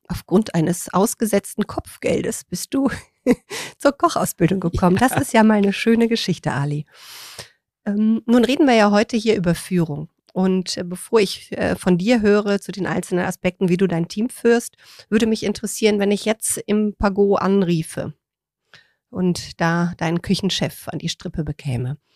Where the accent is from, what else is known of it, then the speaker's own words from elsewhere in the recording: Rhineland, Germany; Ich komme ja aus dem Rheinland